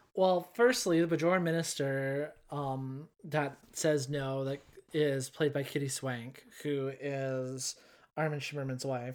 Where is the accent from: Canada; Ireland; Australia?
Canada; I am Canadian